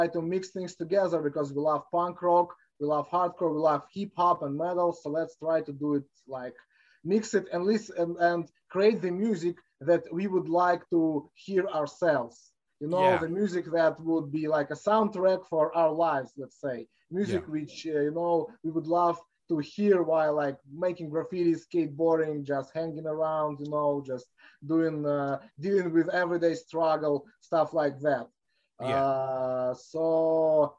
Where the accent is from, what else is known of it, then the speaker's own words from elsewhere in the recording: Moscow, Russia; When we were growing up in Russia